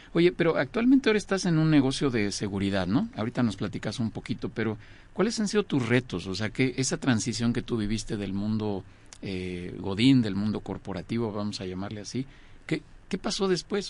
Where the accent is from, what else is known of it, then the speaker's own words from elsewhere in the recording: Mexico; yo soy mexicano